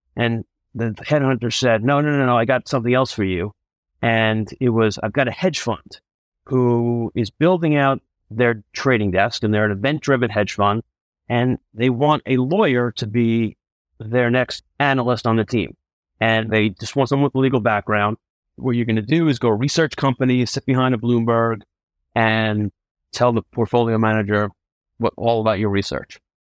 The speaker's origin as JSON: {"language": "English", "town": "Rockville Centre", "region": "New York", "country": "United States", "tie": "born or raised there", "said": "I grew up in Long Island, New York, in a town called Rockwell Center"}